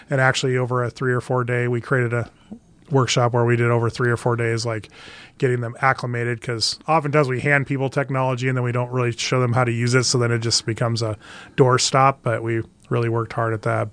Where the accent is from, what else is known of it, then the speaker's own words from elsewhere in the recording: Valparaiso, Nebraska, United States; I did grow up in Nebraska. I grew up in a little town, uh, northwest of Lincoln, Valparaiso